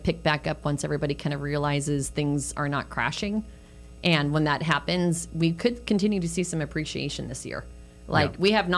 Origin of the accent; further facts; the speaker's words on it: California, United States; now in Phoenix, United States; I grew up in California on the other side of the country